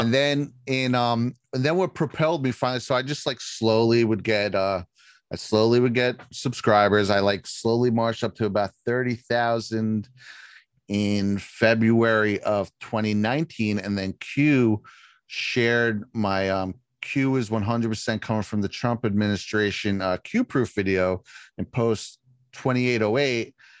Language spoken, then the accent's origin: English; right outside Manhattan, New York, United States; I grew up right outside Manhattan.